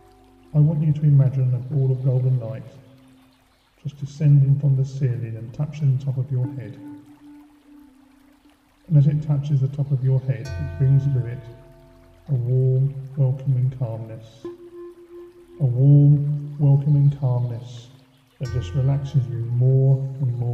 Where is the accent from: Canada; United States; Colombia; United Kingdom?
United Kingdom; Faversham, South East England; also born or lived in London; I now work for my hometown of Faversham, Kent